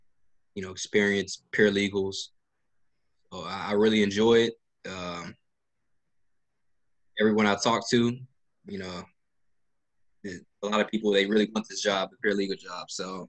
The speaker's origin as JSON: {"language": "English", "town": "Nashville", "region": "Tennessee", "country": "United States", "moved": "yes", "said": "I'm an airman from Nashville, Tennessee."}